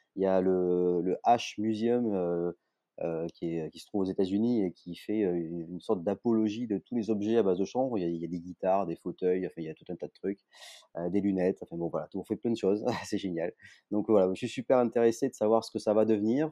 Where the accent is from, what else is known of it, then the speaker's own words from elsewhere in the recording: Toulouse, Occitania, France; je suis toulousain